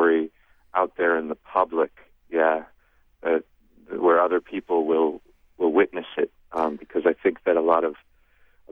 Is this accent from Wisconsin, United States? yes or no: no; Ohio, United States; I'm from Ohio